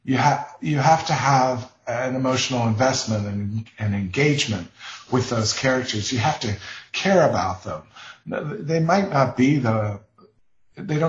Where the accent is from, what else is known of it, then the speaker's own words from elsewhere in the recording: Ohio River Appalachian area, United States; the town I grew up in on the Ohio River in the foothills of the Appalachians